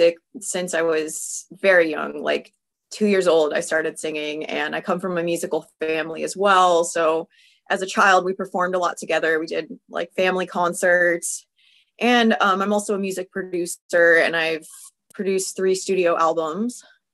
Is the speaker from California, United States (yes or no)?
yes; California, United States; I'm from California